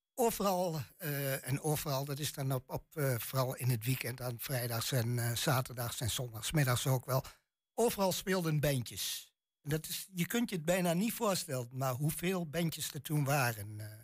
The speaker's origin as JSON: {"language": "Dutch", "area": "Twente", "region": "Overijssel", "country": "Netherlands", "accent": "Twents", "said": "mijn tongval echt Twents is"}